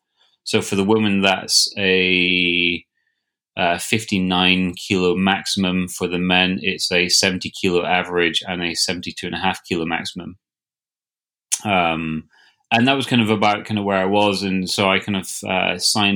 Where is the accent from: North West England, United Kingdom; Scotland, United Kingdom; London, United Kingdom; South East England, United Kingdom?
Scotland, United Kingdom; I raced the home international regatta for Scotland, I guess my home country